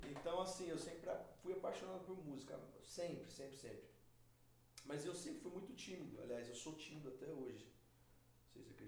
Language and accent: Portuguese; Presidente Prudente, São Paulo, Brazil; eu sou de Presidente Prudente, interior de São Paulo.